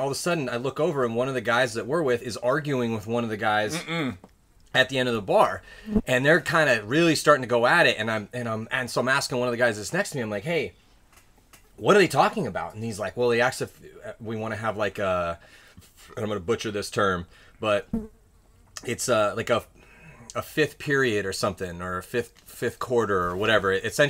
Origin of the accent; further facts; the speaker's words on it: San Diego, California, United States; growing up where I grew up in San mm-hmm. Diego, across the canyon, USD.